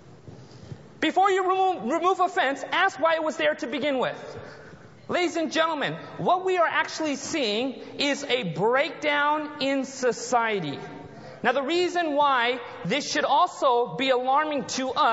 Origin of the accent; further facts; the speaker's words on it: Anaheim, California, United States; I was born and raised in the United States. Born in Southern California, the city of Anaheim, close to Disneyland